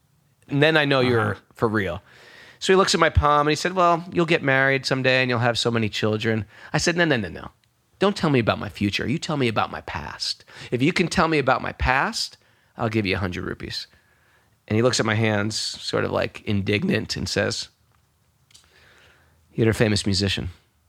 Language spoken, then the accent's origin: English; New York, United States; I'm a New Yorker, so I'm a cynical.